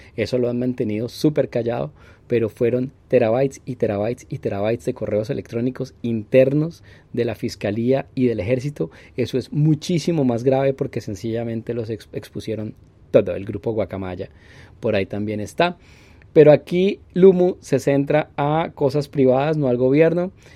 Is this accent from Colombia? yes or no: yes; Colombia